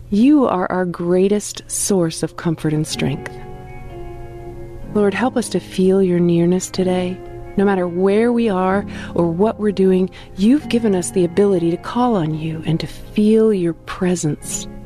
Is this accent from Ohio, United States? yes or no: yes; Ohio, United States; now in Central Virginia, United States; I grew up in Northeast Ohio, and I now live in Central Virginia, making the distance between myself and my parents, grandparents, cousins, friends, etc., about an eight hour drive.